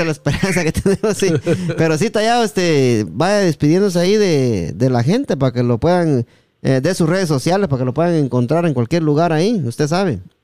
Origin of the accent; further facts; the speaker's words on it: Guatemala; en Guatemala también a Recho le decimos